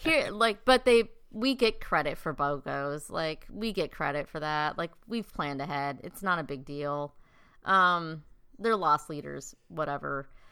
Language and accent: English; South Dakota, United States; there's me from, like, South Dakota